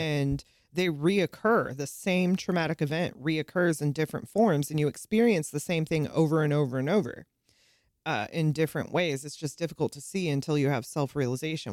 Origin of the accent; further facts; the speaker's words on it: South San Francisco, California, United States; moved away; also born or lived in the South (US); I grew up in South San Francisco, California